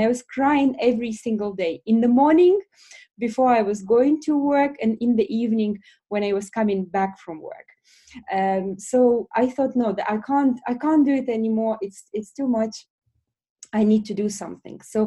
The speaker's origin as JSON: {"language": "English", "country": "Belarus", "tie": "born or raised there", "also_born_or_lived": "Bolton, United Kingdom / London, United Kingdom", "second_language": "English", "moved": "as an adult", "lives_now": "United Kingdom", "said": "I grew up in Belarus"}